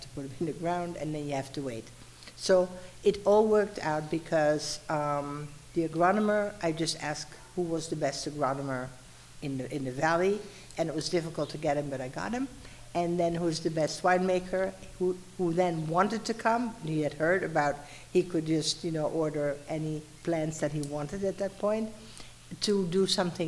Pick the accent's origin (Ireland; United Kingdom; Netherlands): Netherlands; eastern Netherlands; moved away as an adult; also born or lived in Laguna Beach, California / El Paso, Texas / New Mexico; now in Mexico; I'm from the Netherlands, but I'm from the eastern part